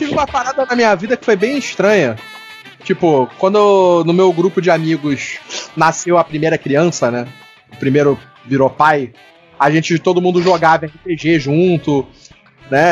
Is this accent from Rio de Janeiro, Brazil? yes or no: yes; Rio de Janeiro, Brazil; A gente tem muito palavrão que é vírgula aqui no Rio